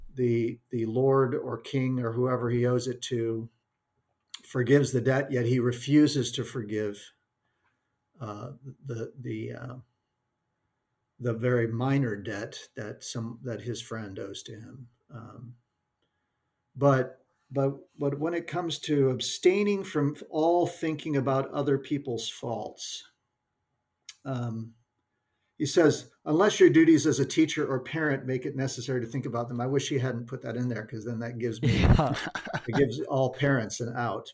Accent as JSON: {"language": "English", "region": "the American West", "country": "United States", "tie": "born or raised there", "said": "That's a term I grew up with in the American West"}